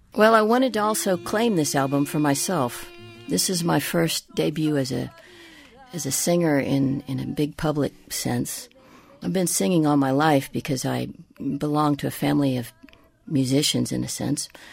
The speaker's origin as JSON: {"language": "English", "area": "Tejana", "region": "Texas", "country": "United States", "said": "I am, you know, a Tejana, I am a Latina, I am an American"}